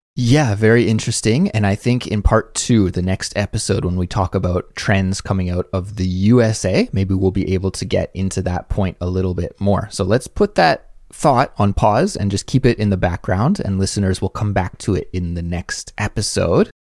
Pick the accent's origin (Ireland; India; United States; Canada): Canada; now in South Korea; As a Canadian